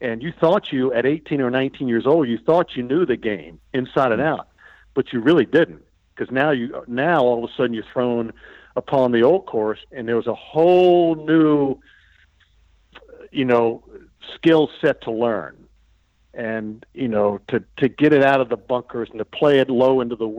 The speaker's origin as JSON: {"language": "English", "country": "United States", "said": "I'm an American"}